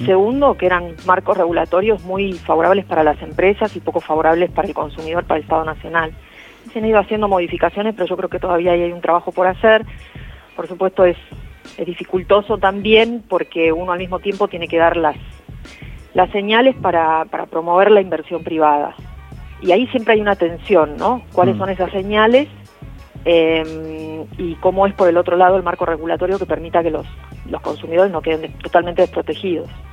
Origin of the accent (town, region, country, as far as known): Argentina